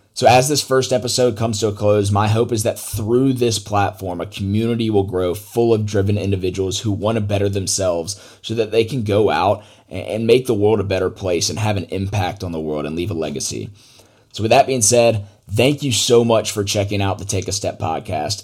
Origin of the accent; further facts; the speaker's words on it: Atlanta, Georgia, United States; I grew up in Atlanta, Georgia